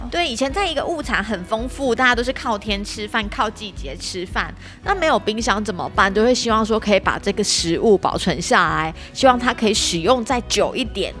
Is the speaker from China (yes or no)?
no; Taiwan; 我们台湾人